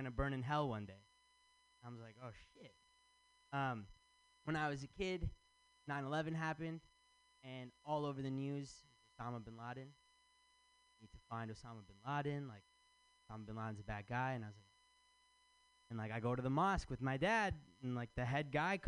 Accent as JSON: {"language": "English", "region": "Michigan", "country": "United States", "moved": "yes", "lives_now": "San Francisco, United States", "said": "I'm from Michigan"}